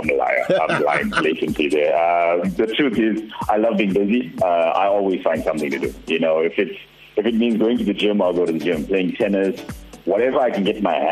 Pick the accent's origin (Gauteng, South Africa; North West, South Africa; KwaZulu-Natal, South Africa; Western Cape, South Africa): KwaZulu-Natal, South Africa; Durban; I'm proudly South African